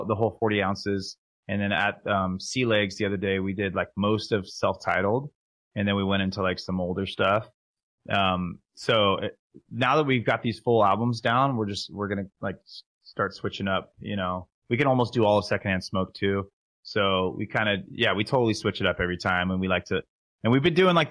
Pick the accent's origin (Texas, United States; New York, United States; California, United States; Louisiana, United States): California, United States; Southern; I'm from SoCal.